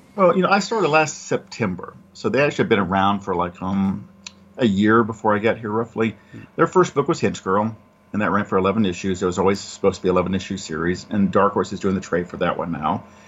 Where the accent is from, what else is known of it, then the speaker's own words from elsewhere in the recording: Georgia, United States; moved away as an adult; also born or lived in Michigan; I was in Michigan at Caliber, and I'm from Georgia.